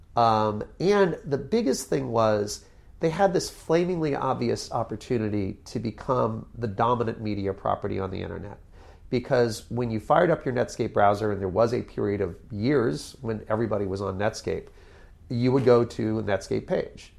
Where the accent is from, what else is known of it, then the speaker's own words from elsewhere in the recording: Connecticut, United States; moved away; also born or lived in New York City / California; I grew up in Connecticut